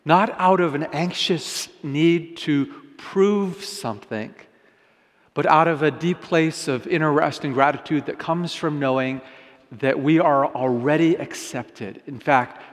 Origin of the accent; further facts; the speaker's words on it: Vancouver, British Columbia, Canada; also born or lived in Japan; I was raised primarily here in Canada, but I was actually born in Japan.